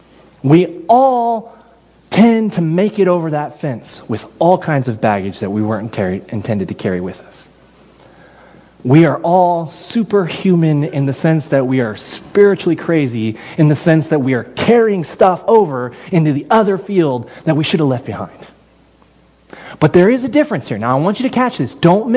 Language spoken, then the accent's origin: English; Texas, United States; I'm from Texas. I grew up in ranching country.